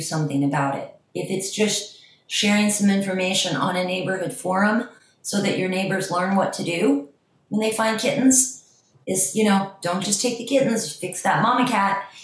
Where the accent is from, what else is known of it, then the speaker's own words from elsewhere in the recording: Ohio, United States; also born or lived in New York / Miami; now in Los Angeles, United States; I'm from Ohio originally, but I lived in New York. I learned to trap in Miami. I live in LA.